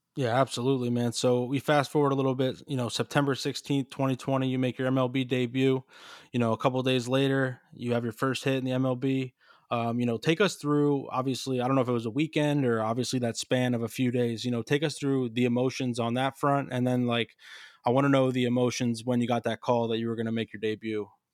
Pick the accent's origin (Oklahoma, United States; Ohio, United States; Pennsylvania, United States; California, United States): Pennsylvania, United States; Allentown; I'm from Allentown. I'm literally from, like, the Lehigh Valley